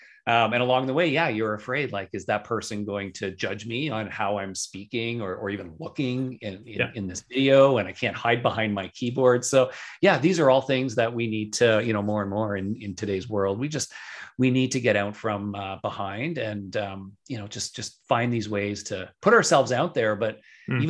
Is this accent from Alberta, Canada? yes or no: no; just outside of Toronto, Ontario, Canada; here in my hometown, just outside of Toronto in Canada.